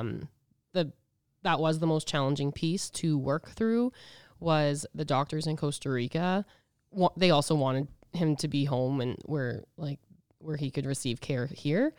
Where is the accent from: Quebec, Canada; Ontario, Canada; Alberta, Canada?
Alberta, Canada; Edmonton; now in Regina, Canada; I'm from Edmonton, but I've lived in Regina forever